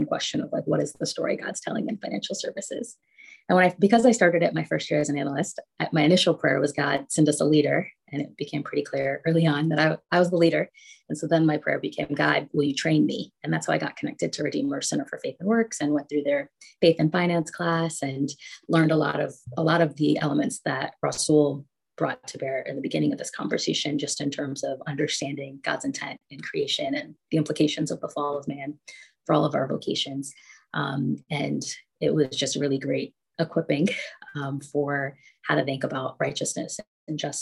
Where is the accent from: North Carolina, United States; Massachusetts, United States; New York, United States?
North Carolina, United States; Charlotte; I grew up in Charlotte, North Carolina, in a pretty large family